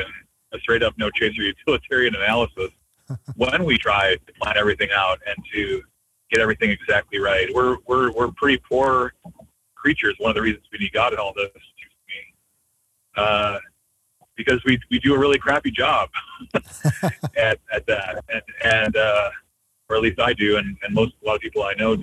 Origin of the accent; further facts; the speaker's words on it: United States; I'm so American, so Western in how everything needs to be on time